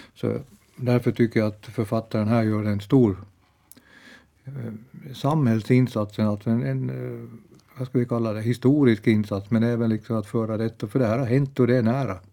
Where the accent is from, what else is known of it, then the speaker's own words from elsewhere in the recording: Bromarv, Uusimaa, Finland; also born or lived in Ekenäs; jag växte upp i Bromarv